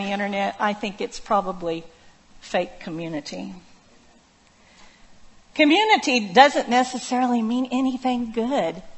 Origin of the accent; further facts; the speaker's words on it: Oklahoma, United States; moved away; I grew up in Waukeeta, Oklahoma, population 490.